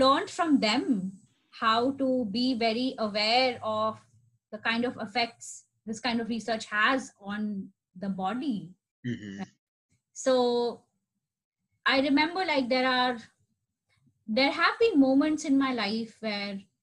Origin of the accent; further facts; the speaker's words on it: India; now in Jersey City, United States; I am an Indian citizen